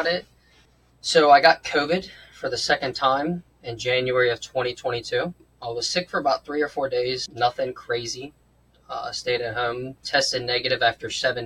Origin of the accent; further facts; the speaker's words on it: Cincinnati, Ohio, United States; I was born and raised in Cincinnati, Ohio. I do still live here